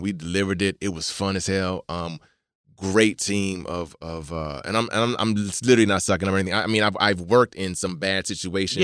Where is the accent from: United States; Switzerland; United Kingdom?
United States; Maryland; I'm from Maryland